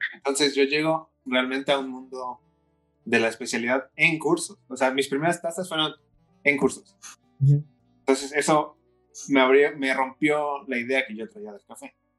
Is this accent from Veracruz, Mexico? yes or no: no; Puebla, Mexico; soy de la ciudad de Puebla